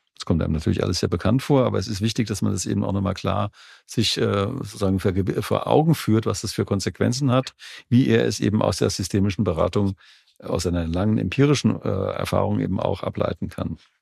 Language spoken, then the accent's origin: German; Jugenheim, Hesse, Germany; born or raised there